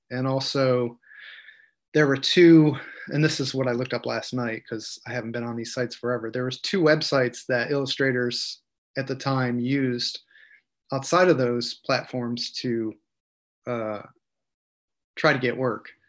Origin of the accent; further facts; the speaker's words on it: Cortland, New York, United States; I was born in 1970 in Cortland, New York, central New York